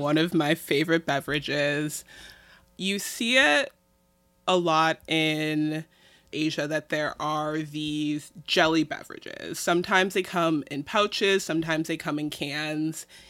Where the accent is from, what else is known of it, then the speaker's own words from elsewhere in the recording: Midwest, United States; I'm Midwestern